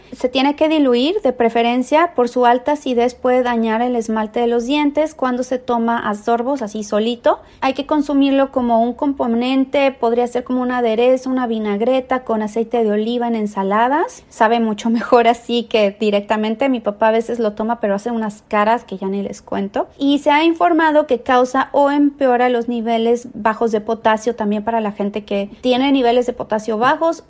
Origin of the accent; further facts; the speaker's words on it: Mexico; now in San Diego, United States; soy mexicana, vivo en San Diego, California